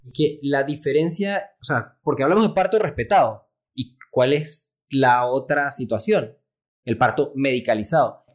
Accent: Panama; soy pediatra, eh, neonatólogo panameño

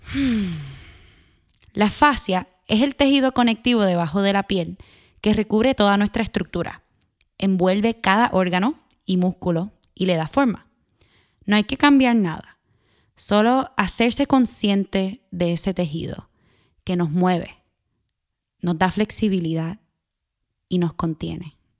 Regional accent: Puerto Rico; moved away as an adult; also born or lived in Northeastern United States; Nací y me crié en Puerto Rico, Viví en el noreste de los Estados Unidos por nueve años y regresé en el 2018.

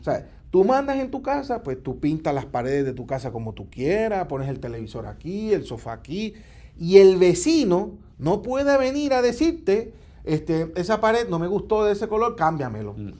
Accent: Puerto Rico

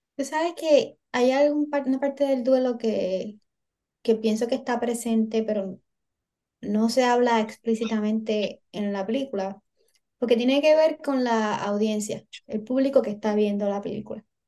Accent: Puerto Rico; los boricuas

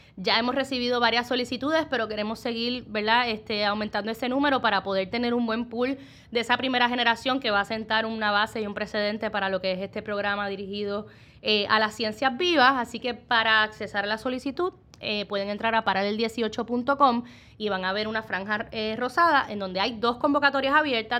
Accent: Puerto Rico; como puertorriqueños nos destacamos en muchos ámbitos

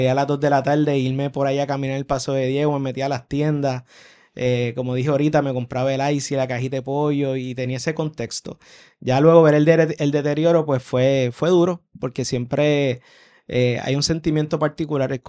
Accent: Río Piedras, Puerto Rico; Sí, de Río Piedras sí, o sea, por ejemplo, eh, claro, mi, mi, juventud fue en los 90

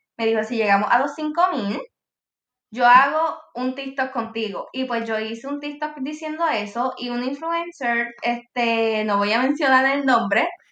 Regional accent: Puerto Rico; yo soy de Puerto Rico

